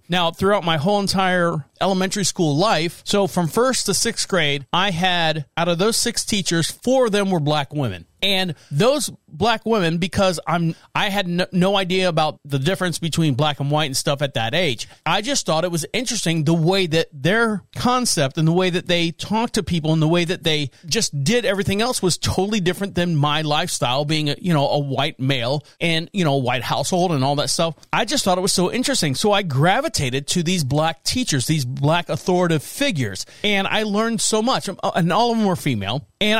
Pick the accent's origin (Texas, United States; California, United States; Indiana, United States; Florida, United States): Florida, United States; Orlando; Now, I was born and raised in Orlando, Florida. I've said that many times. The house that I grew up in was walking distance to elementary school, junior high, and high school.